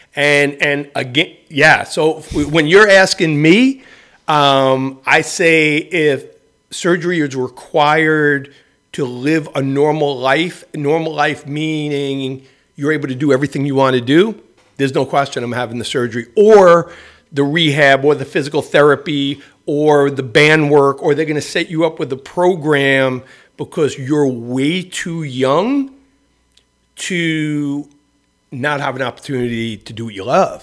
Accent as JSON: {"language": "English", "town": "New York City", "region": "New York", "country": "United States", "tie": "born or raised there", "said": "I grew up in the Bronx"}